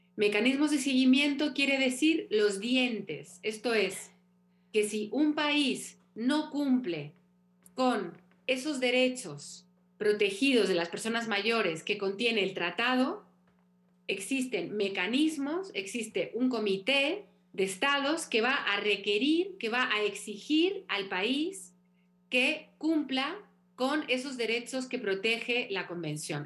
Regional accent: Mexico; moved away

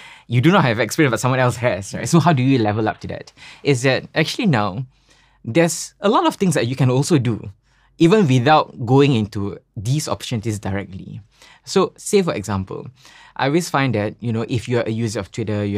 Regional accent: Singapore; Like, I'm from Singapore, you know, this is what I've learned, or like what I'm observing. Here's a little one pager that might help you in your product design. Please, like, this is a suggestion I have from coming from Southeast Asia.

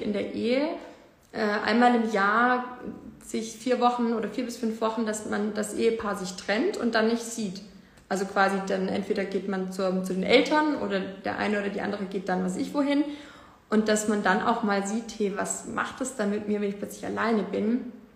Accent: Ravensburg, Baden-Württemberg, Germany; in Deutschland, in Ravensburg, wo ich herkomme

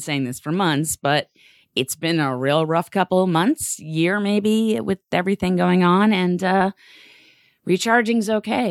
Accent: New York, United States; my feelings as a New Yorker

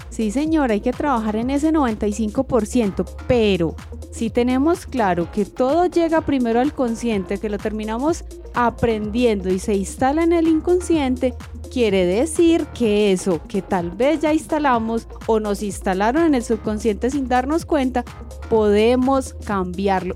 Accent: Colombia; first language Spanish; porque crecí en esta comunidad, nací en Colombia, mis papás hablaban español

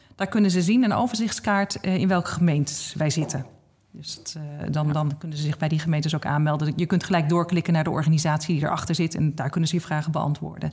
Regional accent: Noordwijk, South Holland, Netherlands; mijn eigen gemeente waar ik vandaan kom, Noordwijk

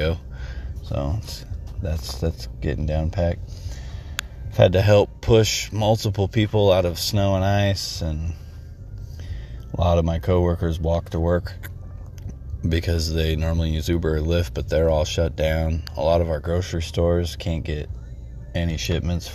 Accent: Texas, United States

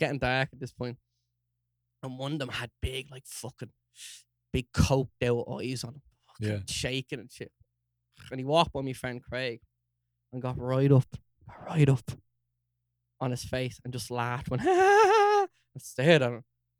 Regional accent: Dún Laoghaire, Leinster, Ireland; Dunleary, like fancy Dunleary. Oh my god, I'm from Dunleary.

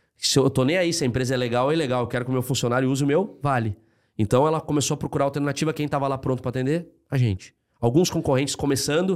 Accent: Rio Grande do Sul, Brazil; moved away; Eu sou gaúcho

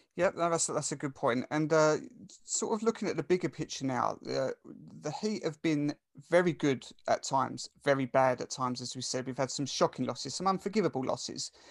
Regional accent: Essex, East of England, United Kingdom; accent: Essex; I'm from Essex, and Essex is probably one of the top three, I would say, worst accents in the country

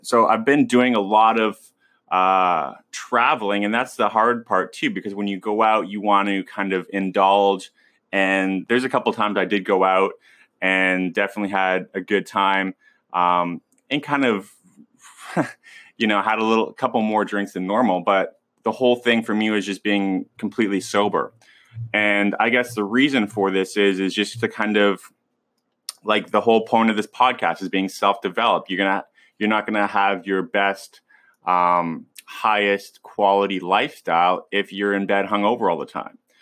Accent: West Coast, United States; I'm from the West Coast and growing up around, um, that, that kind of, uh, that kind of scene

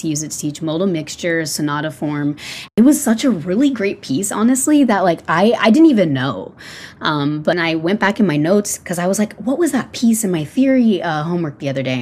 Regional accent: San Antonio, Texas, United States; moved away as an adult; now in Denton, United States; I'm from the San Antonio area

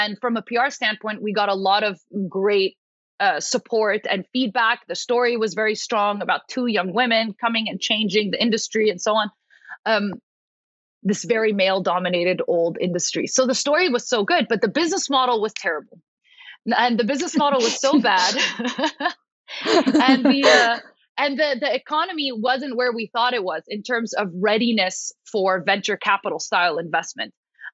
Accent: Paris, Île-de-France, France; I was born and raised in Paris. So essentially, as an Arab American, grew up in Paris, very third culture kid

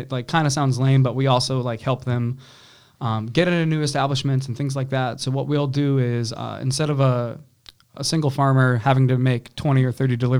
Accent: New Hampshire, United States; moved away as an adult; now in North Carolina, United States; We're from New Hampshire

